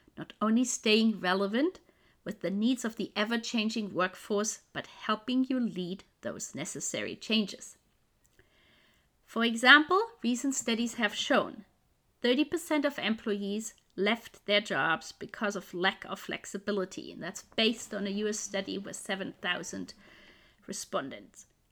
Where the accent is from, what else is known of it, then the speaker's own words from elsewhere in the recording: Germany; now in Vancouver, Canada; Originally, I'm from Germany, but I'm living now in Vancouver in Canada